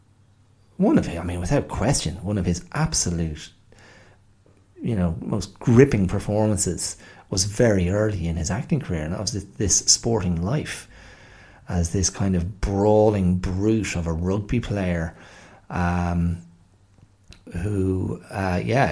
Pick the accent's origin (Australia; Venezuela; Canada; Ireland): Ireland; as Irish people